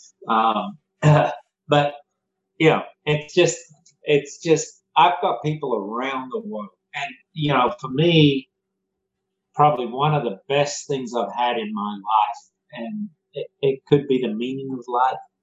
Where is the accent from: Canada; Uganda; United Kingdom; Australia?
Australia; Born and raised in Australia